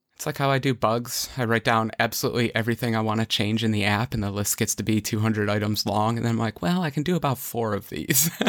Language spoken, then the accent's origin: English; New York, United States; I'm, I'm from New York.